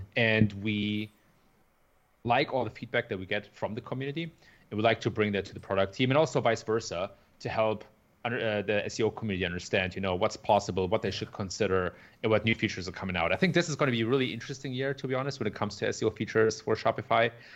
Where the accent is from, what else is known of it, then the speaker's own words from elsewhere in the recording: Germany; moved away as an adult; also born or lived in San Francisco Bay Area, United States; now in Chicago, United States; I was originally born and raised in Germany.